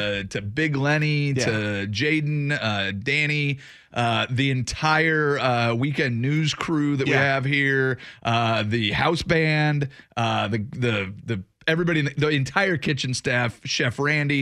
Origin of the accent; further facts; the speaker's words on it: Washington, United States; from the Waluke Valley in beautiful Washington State, my home state